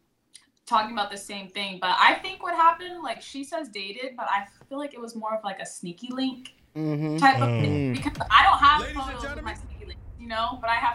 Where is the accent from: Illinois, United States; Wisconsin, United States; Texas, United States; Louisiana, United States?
Texas, United States; moved away as an adult; now in Los Angeles, United States; I live in LA now, but they raised us in Texas